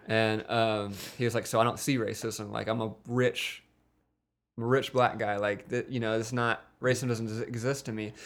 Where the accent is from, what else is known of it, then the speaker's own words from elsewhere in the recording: Wiggins, Mississippi, United States; I'm from Wiggins, Mississippi. It's a small town in Mississippi